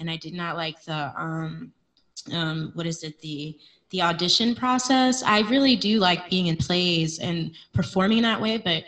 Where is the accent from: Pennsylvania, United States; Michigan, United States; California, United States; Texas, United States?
Pennsylvania, United States; Harrisburg; moved away; I grew up in Harrisburg, Pennsylvania